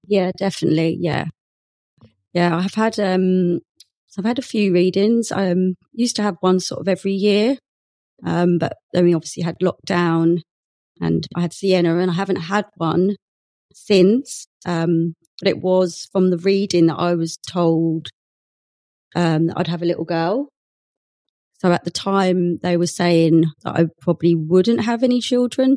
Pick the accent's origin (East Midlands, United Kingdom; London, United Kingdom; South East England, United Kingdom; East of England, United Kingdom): East of England, United Kingdom; Essex; moved away as an adult; also born or lived in Bristol; I'm actually from Essex